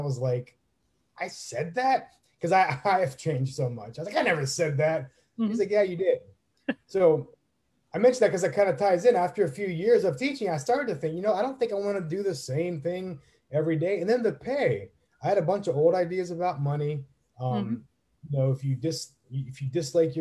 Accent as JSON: {"language": "English", "region": "Northeast Ohio", "country": "United States", "moved": "yes", "lives_now": "Tampa, United States", "said": "I'm from Northeast Ohio"}